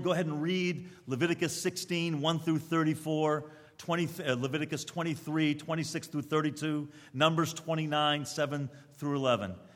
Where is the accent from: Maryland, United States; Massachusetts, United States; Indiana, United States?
Massachusetts, United States; Newton; moved away; also born or lived in Brooklyn; I grew up in Reform Jewish home in Newton, Massachusetts